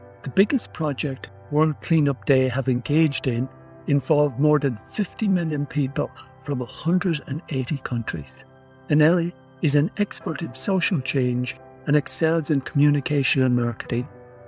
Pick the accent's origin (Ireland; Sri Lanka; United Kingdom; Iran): Ireland; I come from Ireland, and we always felt, oh, you know, we'll never win the World Cup or never do anything because it's so small